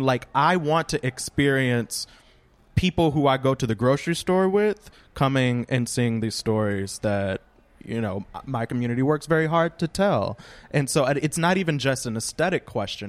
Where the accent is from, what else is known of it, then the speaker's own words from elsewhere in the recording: Louisiana, United States; now in Brooklyn, United States; I live in Brooklyn, but I am from Louisiana.